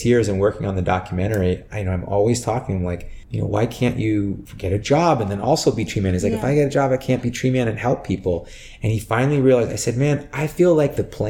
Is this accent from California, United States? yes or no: yes; San Francisco, California, United States; moved away; I'm from San Francisco and so it was a smaller market there